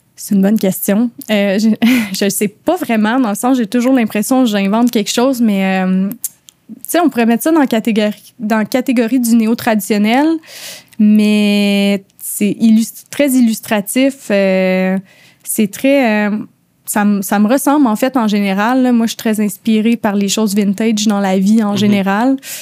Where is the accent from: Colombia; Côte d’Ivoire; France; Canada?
Canada; outside Montreal, Quebec; moved away as an adult; now in Montreal, Canada; j'ai de la banlieue. Euh, je viens de l'extérieur de Montréal. J'ai déménagé à Montréal pour le tatou